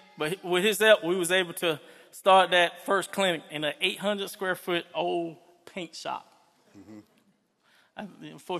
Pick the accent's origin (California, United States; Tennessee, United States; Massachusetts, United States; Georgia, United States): Georgia, United States; Fort Valley; I grew up in Fort Valley, Georgia. I was this little black kid in the poorest city in Georgia being raised by a Japanese dad.